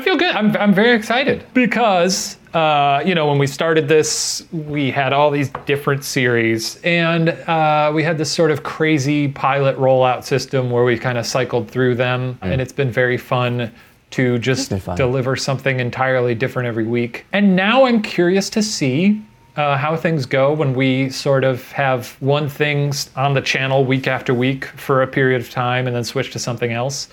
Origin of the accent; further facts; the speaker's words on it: Midwest, United States; now in Los Angeles, United States; I'm from the Midwest